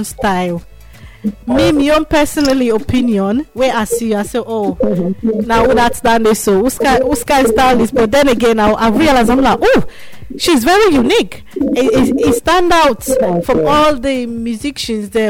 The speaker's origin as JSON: {"language": "English", "country": "Nigeria", "accent": "Nigerian", "said": "my Nigerian accent"}